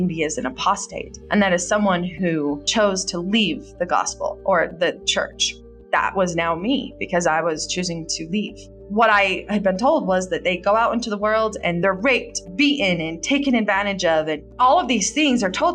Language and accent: English; United States; I'm from America and I was born and raised here